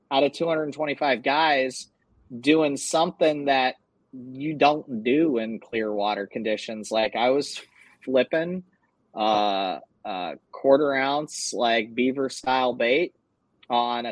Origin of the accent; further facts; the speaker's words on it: Susquehanna River, Northeast, United States; I grew up on the Susquehanna River